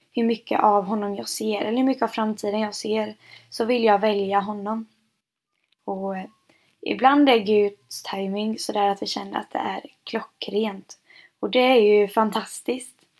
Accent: Jönköping, Jönköping County, Sweden; jag är född och uppvuxen i Pingst Jönköping och är snart 23 år gammal och har varit med här nästan hela mitt liv

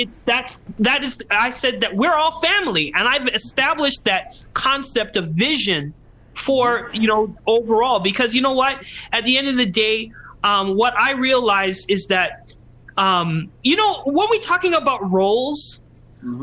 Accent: Calgary, Alberta, Canada; We grew up in Calgary, the whitest city in Canada

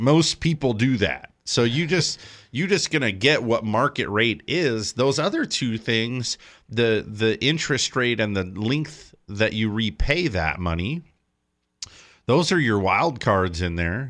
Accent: California, United States; I live in California. I always have. I feel like it's just part of being a Californian

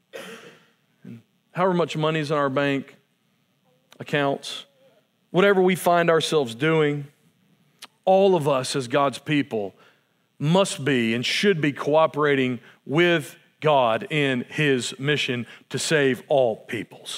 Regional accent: United States; as an American

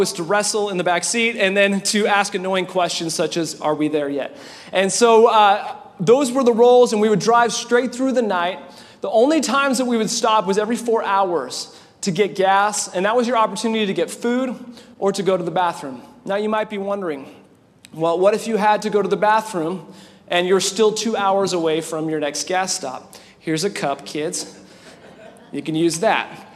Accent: Winnipeg, Manitoba, Canada; also born or lived in California; now in Indiana, United States; I grew up in Winnipeg, Canada, and my family, a family of six as well

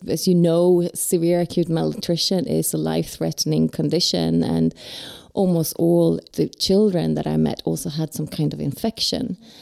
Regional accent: Sweden; I'm from Sweden

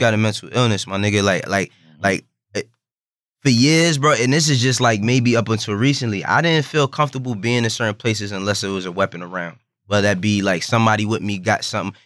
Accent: New York, United States; I, am born and raised in New York.

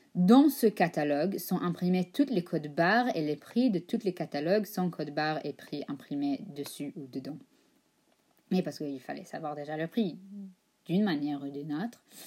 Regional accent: United States; accent: American Ashkenazi; parle avec un accent américain ashkenaz

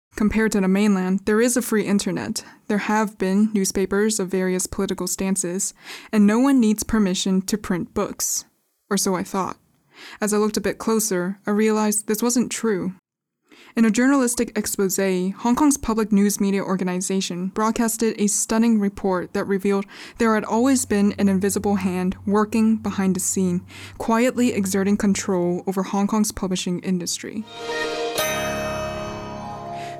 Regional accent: United States; As an American myself

